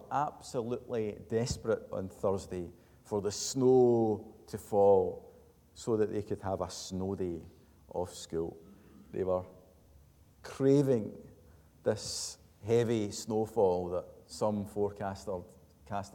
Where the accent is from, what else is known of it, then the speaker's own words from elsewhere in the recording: Glasgow, Scotland, United Kingdom; a Glaswegian